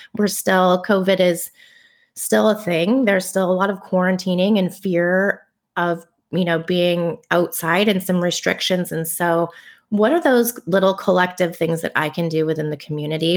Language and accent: English; Bay Area, California, United States; growing up in the Bay Area